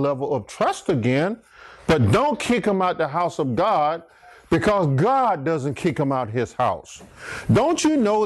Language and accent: English; Archer, United States; When I grew up in Archer